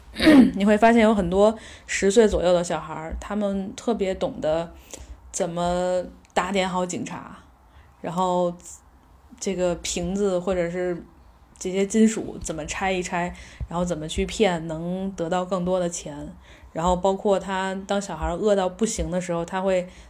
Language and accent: Chinese; Beijing, China; 我说北京